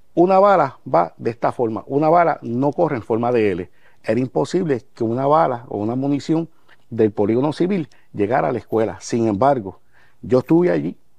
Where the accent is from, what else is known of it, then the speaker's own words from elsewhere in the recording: Guayama, Puerto Rico; allá en Guayama, en mi pueblo, en Barrio Borinque, Guayama